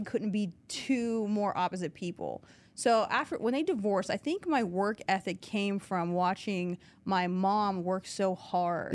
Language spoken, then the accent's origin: English; New Castle, Pennsylvania, United States; I'm from Newcastle originally